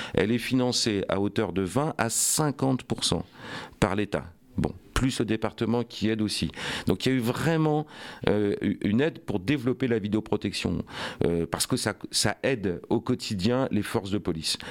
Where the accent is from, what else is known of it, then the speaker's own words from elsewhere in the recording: Rouen, Normandy, France; je suis né à Rouen, j'ai grandi à Rouen, j'y vis avec euh, ma famille